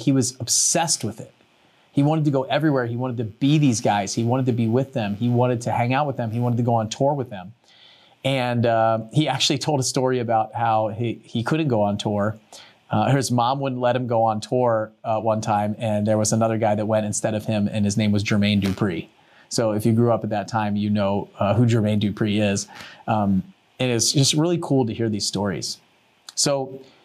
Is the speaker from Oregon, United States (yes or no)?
no; Maryland, United States; I grew up in Maryland and Under Armour came out of our area in Maryland